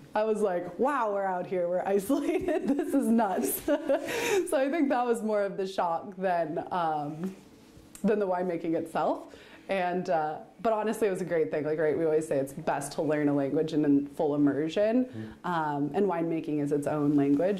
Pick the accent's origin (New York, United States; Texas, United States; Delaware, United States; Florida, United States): Florida, United States; Central; also born or lived in California / Utah; now in Oregon, United States; I grew up in Central Florida on a cattle ranch